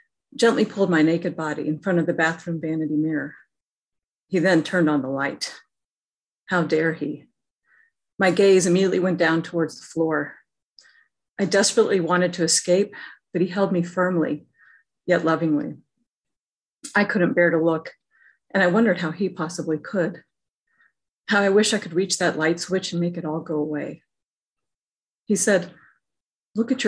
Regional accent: Alabama, United States; Growing up in Alabama

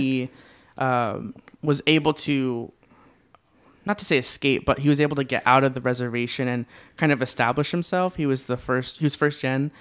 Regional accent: Orange County, California, United States; born and raised in Orange County, California.

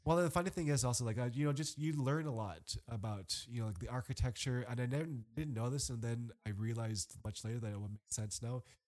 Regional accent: Canada; moved away; I'm Canadian

